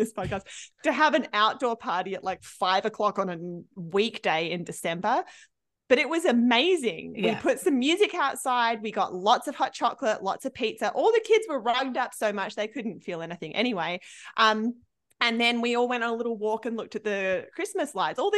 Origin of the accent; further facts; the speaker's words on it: Australia; moved away; I'm from Australia